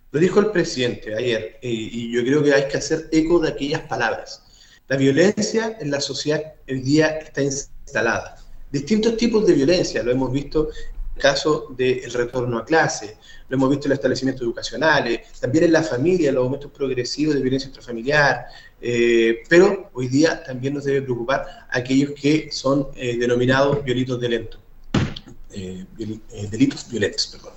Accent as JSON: {"language": "Spanish", "region": "southern Maule", "country": "Chile", "said": "Nosotros, los que somos del Maule"}